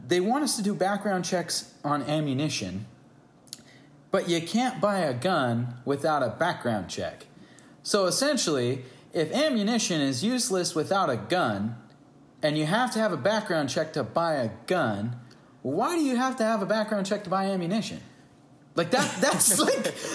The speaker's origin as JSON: {"language": "English", "country": "United States", "also_born_or_lived": "California", "said": "I'm an American"}